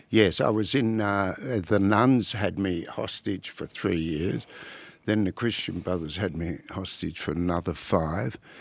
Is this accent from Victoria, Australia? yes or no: no; Albury, New South Wales, Australia; I was born in Orbe, the, uh, centre of the known world